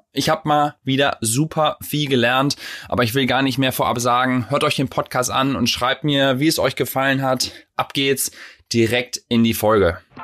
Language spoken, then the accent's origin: German; Vechta, Lower Saxony, Germany; dann bin ich in Fechter groß geworden, das ist sozusagen ah, ja. zwischen Bremen und Osnabrück